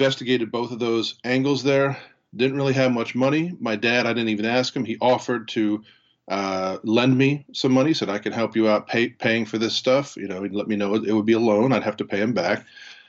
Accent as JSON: {"language": "English", "town": "Harrisburg", "region": "Pennsylvania", "country": "United States", "tie": "born or raised there", "said": "I was born in Harrisburg, Pennsylvania, attended Susquehanna Township High School."}